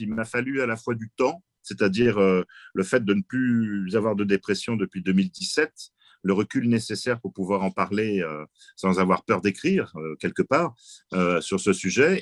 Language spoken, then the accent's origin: French; France; chez nous en France